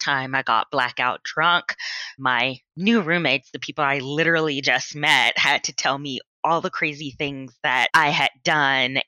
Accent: Atlanta, Georgia, United States; moved away as an adult; also born or lived in Boston, Massachusetts; now in Austin, United States; I was born and raised in Atlanta, Georgia.

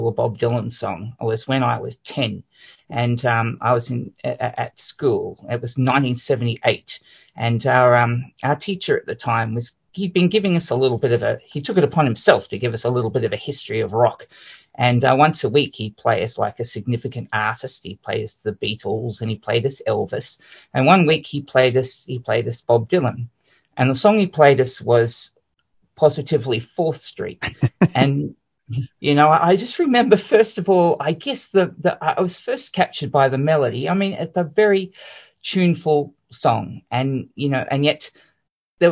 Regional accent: Australia; now in New Zealand; I grew up in Australia

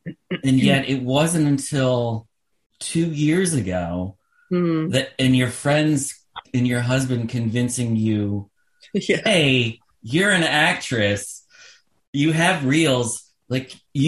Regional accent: Simsbury, Connecticut, United States; One, because I'm from Connecticut. I grew up in Simsbury outside of Hartford.

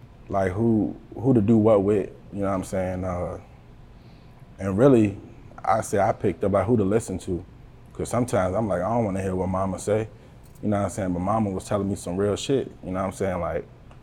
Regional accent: Buckingham, Virginia, United States; I'm from the Buck, you know what I mean? Buckingham, Virginia, 434, you know. That's where I come from.

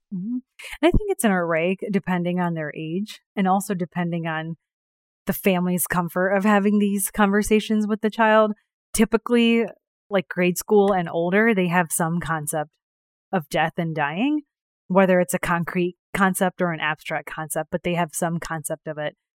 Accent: New York, United States; also born or lived in India; I was born in India, raised in New York

